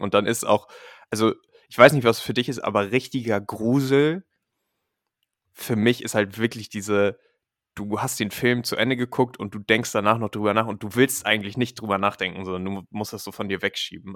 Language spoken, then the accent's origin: German; Germany; moved away; dass ich aus Deutschland komme